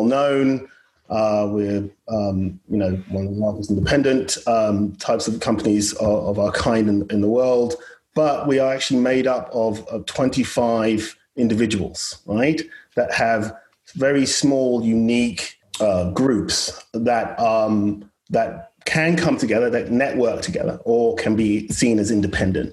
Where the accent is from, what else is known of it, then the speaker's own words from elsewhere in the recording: United Kingdom; now in United States; I'm British as well and born and bred